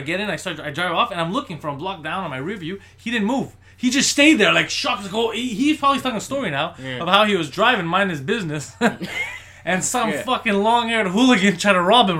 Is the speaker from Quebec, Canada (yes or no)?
yes; Montreal, Quebec, Canada; I'm from Park X. I'm in Park X.